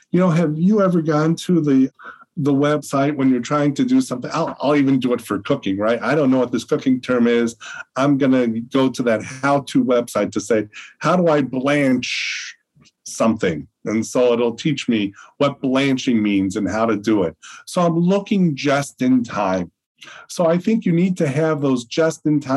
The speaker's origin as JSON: {"language": "English", "town": "Chicago", "region": "Illinois", "country": "United States", "said": "I'm from Chicago"}